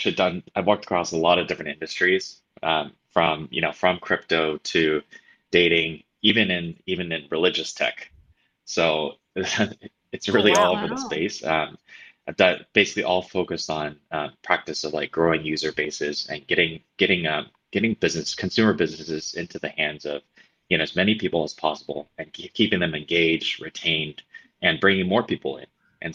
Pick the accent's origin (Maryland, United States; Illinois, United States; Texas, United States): Texas, United States; moved away as an adult; also born or lived in New York / San Francisco Bay Area; now in Singapore; currently based in Singapore, so we're a little bit behind time from Oz, but I've been here about 3 years. I'm previously I'm actually from Texas, lived in New York and the Bay Area for a period of time